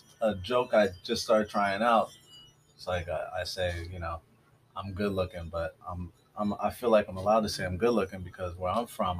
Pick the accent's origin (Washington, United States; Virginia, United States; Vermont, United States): Washington, United States; Tacoma; I grew up in Tacoma, Washington. around all white people.